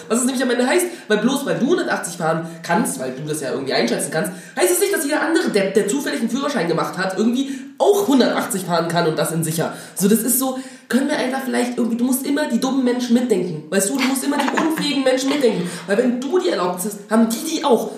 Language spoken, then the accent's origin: German; Dresden, Saxony, Germany; now in Berlin, Germany; ich komme aus Dresden